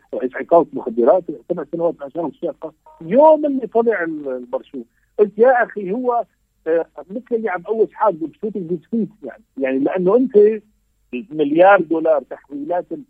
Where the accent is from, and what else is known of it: Syria